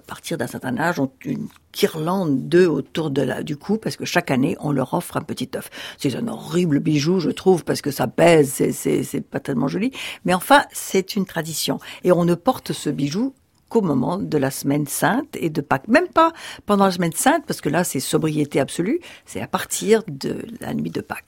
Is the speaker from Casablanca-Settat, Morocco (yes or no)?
no; Rabat, Rabat-Salé-Kénitra, Morocco; now in France; là où je suis né, à Rabat, tout de suite après la guerre